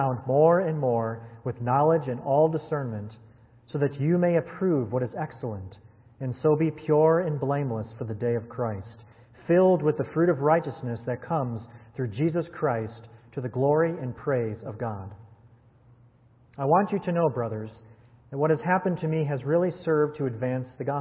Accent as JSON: {"language": "English", "region": "Wisconsin", "country": "United States", "tie": "born or raised there", "said": "I was born and raised in Wisconsin"}